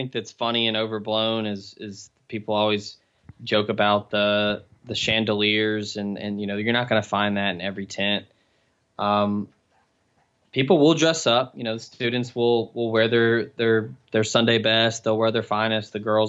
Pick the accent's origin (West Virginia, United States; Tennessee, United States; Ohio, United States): Tennessee, United States; Memphis; Me, I grew up in Memphis, and Oxford's 90 miles south of there.